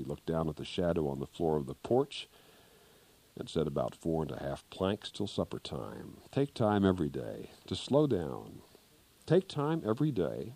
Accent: Kansas, United States; moved away; back in Kansas, my home state

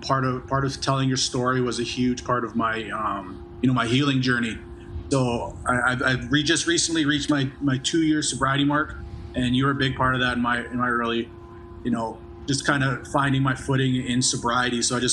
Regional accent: Calgary, Alberta, Canada; now in Edmonton, Canada; I'm actually from Calgary. My parents live there.

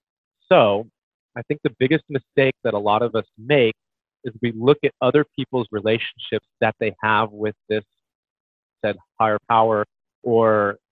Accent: Midwest, United States; I'm from the Midwest, full on Bible Belt, so I get a lot of backlash for this.

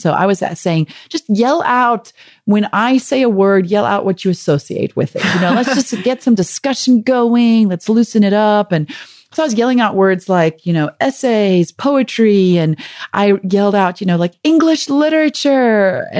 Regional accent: South Africa; accent: South African; moved away; also born or lived in Michigan; we had just moved to Michigan from South Africa, where we'd been for 2 years. So I think my South African accent was more pronounced than it normally is.

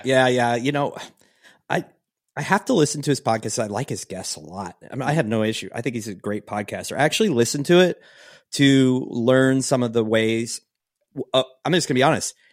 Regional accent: Pacific Northwest, United States; moved away; I come from the Northwest, Pacific Northwest

